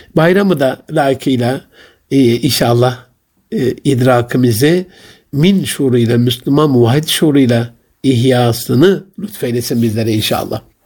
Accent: Gaziantep, Turkey; Ben çocukluğumda sobalı bir evde büyüdüm. Ve Antep'in eşrafından, zenginlerinden o dönemde çok nadir de olsa sıcak suyu olan

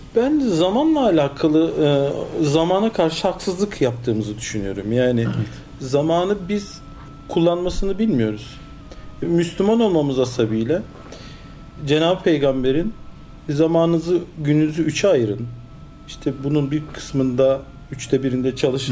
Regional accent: Istanbul, Turkey; also born or lived in Cologne, Germany; 1971 Köln Almanya doğumluyum. 6 yaşına kadar Almanya'da kaldım. Ondan sonra Türkiye'ye geldim. İlk öğretim, orta öğretim İstanbul'da tamamladım.

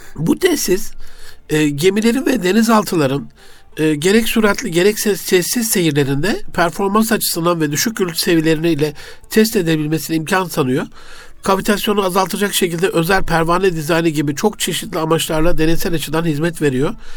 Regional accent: Gaziantep, Turkey; memleketim Gaziantep'te

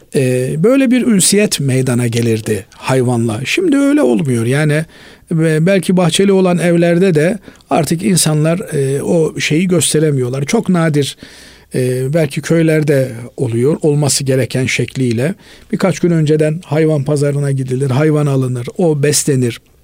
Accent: Black Sea Region, Turkey; bizim e, Karadeniz'de öyledir

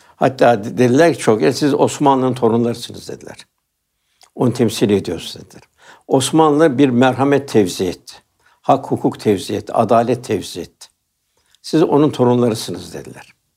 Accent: Istanbul, Turkey; Ben Üsküdarlıyım.

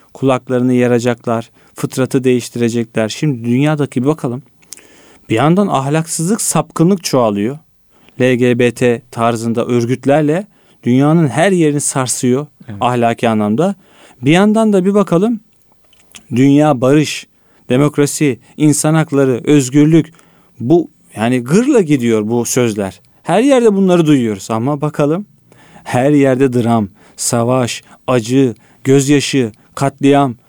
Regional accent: Istanbul, Turkey; Esenler'de büyüdüm. Varoş bir yerde Esenler ben büyürken 90'larda

